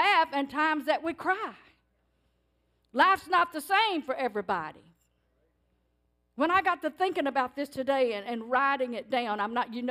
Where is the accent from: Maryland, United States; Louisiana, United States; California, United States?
Louisiana, United States; Cajun; That's Cajun. That's the way I was raised.